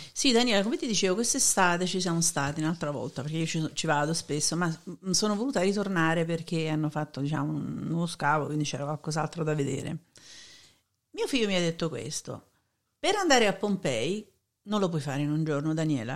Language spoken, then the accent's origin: Italian; Naples, Campania, Italy; quello da napoletana